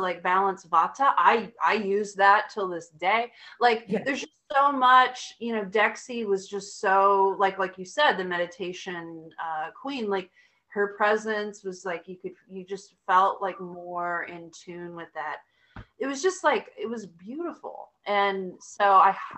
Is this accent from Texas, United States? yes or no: yes; Austin, Texas, United States; I'm from Austin